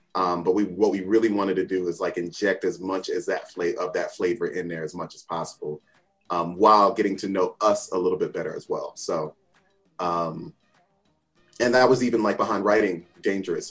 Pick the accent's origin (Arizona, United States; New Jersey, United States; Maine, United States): New Jersey, United States; I grew up in Jersey, born and bred, still live in Jersey.